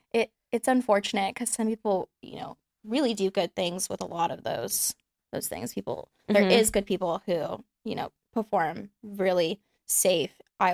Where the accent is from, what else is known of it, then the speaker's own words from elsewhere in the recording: Houston, Texas, United States; also born or lived in Austin, Texas; raised in Houston. Mm-hmm. I live in Austin, Texas now.